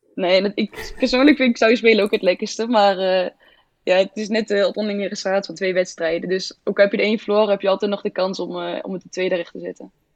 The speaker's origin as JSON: {"language": "Dutch", "town": "Lichtenvoorde", "region": "Gelderland", "country": "Netherlands", "moved": "yes", "lives_now": "Zwolle, Netherlands", "said": "ik kom uit Oost, uit de Achterhoek, uh, Lichtenvoorde"}